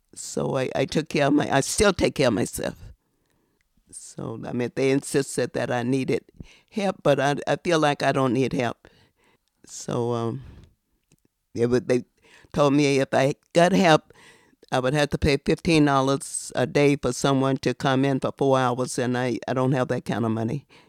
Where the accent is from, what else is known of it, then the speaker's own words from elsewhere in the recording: the South, United States; now in New York, United States; I've been here since nineteen fifty-five. I'm from the South.